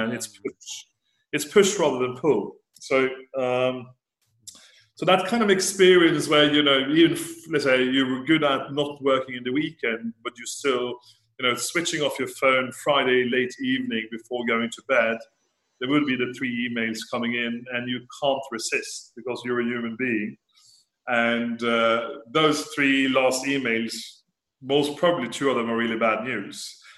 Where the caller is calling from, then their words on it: Florence, Tuscany, Italy; Florence in Italy.